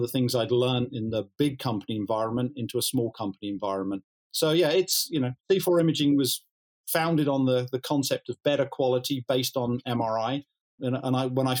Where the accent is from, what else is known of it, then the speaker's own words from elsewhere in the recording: Cambridge, East of England, United Kingdom; moved away; my hometown